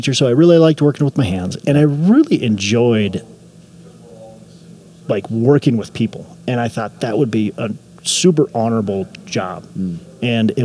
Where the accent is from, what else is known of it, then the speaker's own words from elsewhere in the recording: Minneapolis, Minnesota, United States; I'm from the Twin Cities, Minnesota